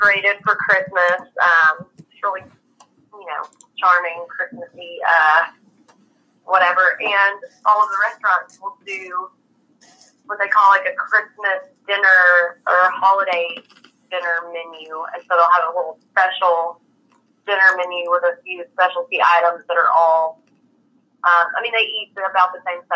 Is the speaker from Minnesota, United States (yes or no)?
no; Texas, United States; We're from Texas